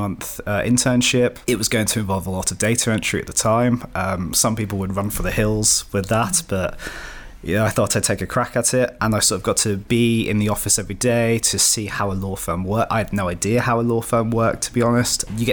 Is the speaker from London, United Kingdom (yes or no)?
no; Shropshire, West Midlands, United Kingdom; also born or lived in Cardiff; I'm from the Shropshire area initially.